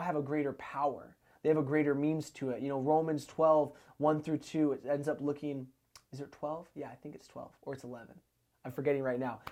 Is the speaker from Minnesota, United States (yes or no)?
no; Arlington, Washington, United States; I'm born and raised in Snohomish County. Uh, I was born in Arlington, grew up there my whole life.